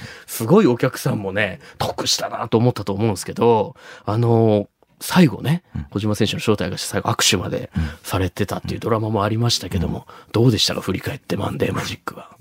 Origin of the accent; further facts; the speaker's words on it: Shimabara, Nagasaki, Japan; 長 崎の島原出身なんですけど